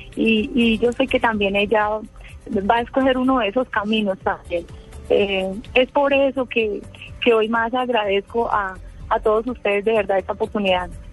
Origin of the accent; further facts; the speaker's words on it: Huila, Colombia; also born or lived in Neiva; nosotros somos del departamento del Huila